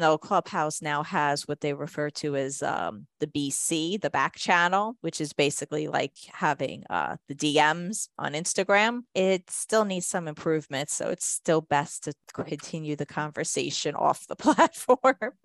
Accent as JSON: {"language": "English", "area": "Jersey Shore", "region": "New Jersey", "country": "United States", "said": "I'm actually from the Jersey Shore area"}